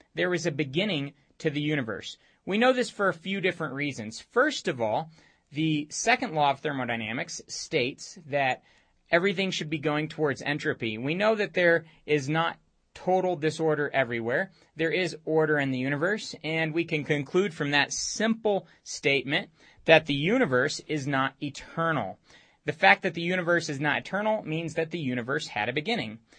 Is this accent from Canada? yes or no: no; Romania; moved away; I grew up in Romania all my teenage years